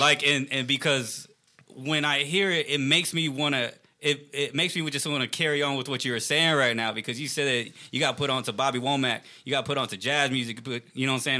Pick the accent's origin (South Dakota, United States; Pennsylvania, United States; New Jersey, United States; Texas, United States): Texas, United States; Richmond; I'm not even from Houston. I'm from Richmond, Texas, like about 20 minutes away